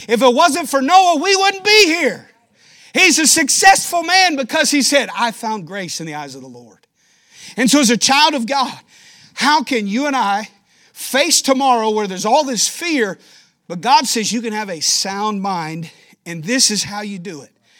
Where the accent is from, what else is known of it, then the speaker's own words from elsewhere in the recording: Danville, Kentucky, United States; moved away as an adult; now in Rochester, United States; I'm a Kentucky boy, born and raised in Danville, Kentucky, small town